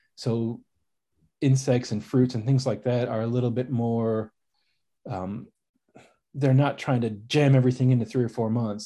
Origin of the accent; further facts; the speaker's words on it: Chicago, Illinois, United States; now in Texas, United States; I grew up in Chicago, in the suburbs of Chicago, about an hour north, kinda closer to the Wisconsin border